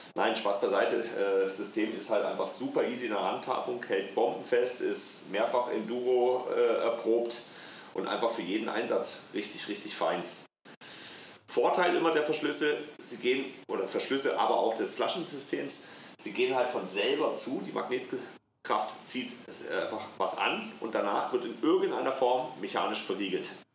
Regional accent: Black Forest, Baden-Württemberg, Germany; accent: Swabian; moved away as an adult; also born or lived in Deister, Lower Saxony; mein Ursprung, ich weiß nicht, ob ich es dir schon mal erzählt hatte, ist ja der Schwarzwald

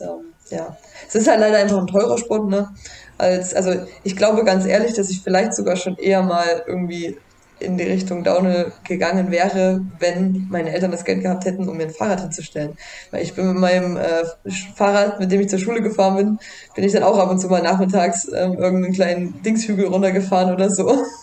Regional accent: Germany; bei uns in Deutschland

